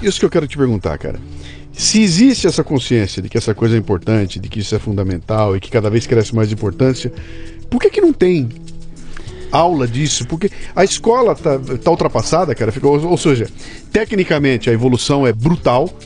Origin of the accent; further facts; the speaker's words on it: Bauru, São Paulo, Brazil; eu sou de Bauru. Né? Bauru, perto de Matupá